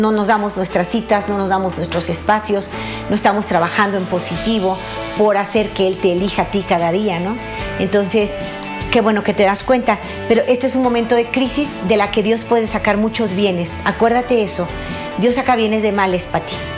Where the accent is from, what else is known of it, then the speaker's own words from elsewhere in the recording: Mexico; mi país, México